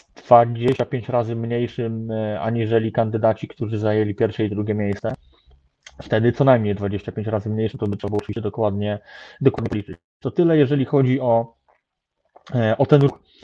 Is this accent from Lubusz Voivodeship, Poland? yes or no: yes; Lubusz Voivodeship, Poland; pochodzę z województwa lubuskiego